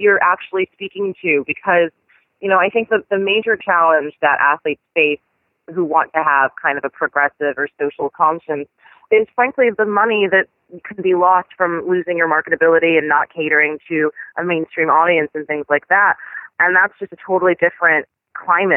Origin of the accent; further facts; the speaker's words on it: New York City, New York, United States; I grew up in Washington Heights, and I lived there at the time